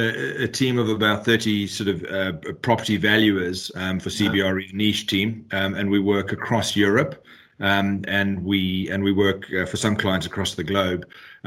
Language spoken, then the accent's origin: English; South Africa; accent: South African; also born or lived in London, United Kingdom; now in Clonakilty, Ireland; I'm based out of London. But interestingly, as you can probably hear, I'm South African. That's the accent you're picking up, but married an Irish girl, so living in Ireland.